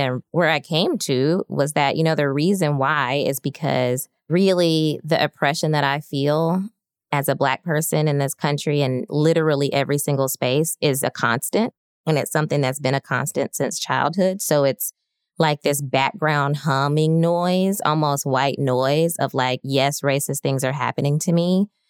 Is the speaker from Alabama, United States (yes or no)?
yes; Birmingham, Alabama, United States; moved away as an adult; I grew up in Birmingham, Alabama